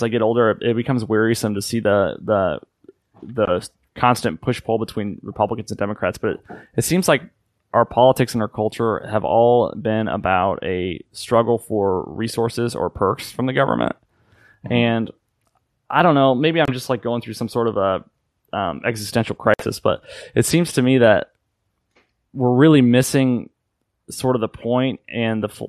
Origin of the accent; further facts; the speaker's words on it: Illinois, United States; I grew up in Illinois, and we were family friends with Brady